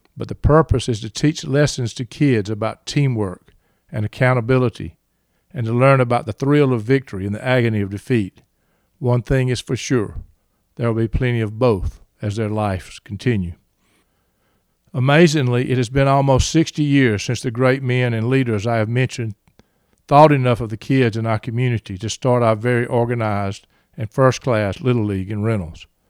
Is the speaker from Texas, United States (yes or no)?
no; Reynolds, Georgia, United States; as a boy growing up in Reynolds, Georgia